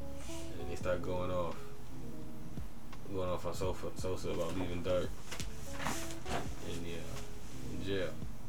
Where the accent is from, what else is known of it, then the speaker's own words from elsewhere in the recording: Chicago, Illinois, United States; Especially growing up in Chicago, I get that in my eyes.